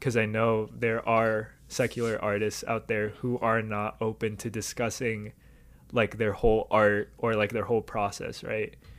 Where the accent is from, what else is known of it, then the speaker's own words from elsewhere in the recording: Southern California, United States; I grew up in Southern California